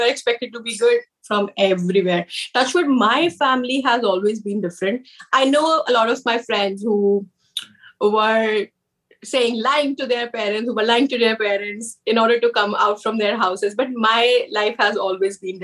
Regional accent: Delhi, India; moved away as an adult; now in Canada; I'm born and brought up in the northern part of India, which is Delhi

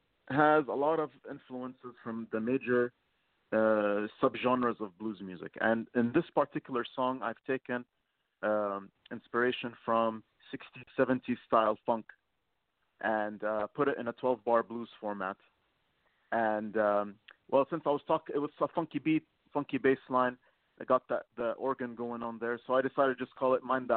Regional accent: Lebanon; now in Kuwait; I'm from Lebanon, and I currently live in Kuwait

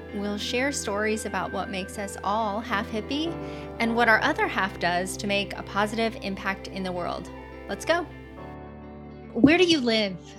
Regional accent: Utah, United States; I grew up in nature. I grew up in Utah.

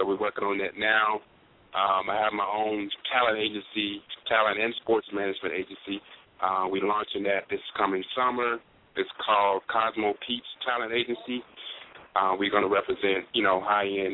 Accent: New Orleans, Louisiana, United States; moved away as an adult; now in Los Angeles, United States; I'm born and raised in New Orleans, Louisiana. Been out in L.A. for about 5 years now.

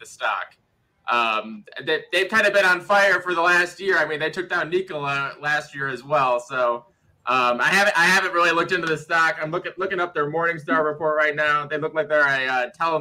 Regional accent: Cleveland, Ohio, United States; moved away; I'm born and raised in Cleveland

